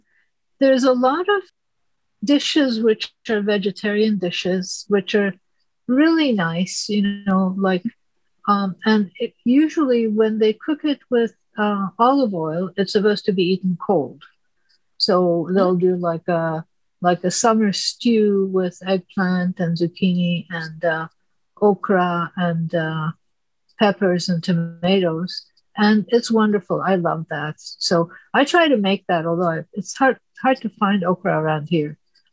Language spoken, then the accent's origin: English; Istanbul, Turkey; English is a second language; moved away; I grew up in Turkey and, Istanbul, but I've been out of there for, 50 years by now.